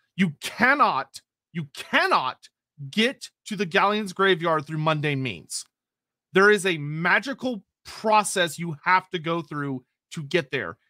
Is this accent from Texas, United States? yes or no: yes; Texas, United States; I'm Texan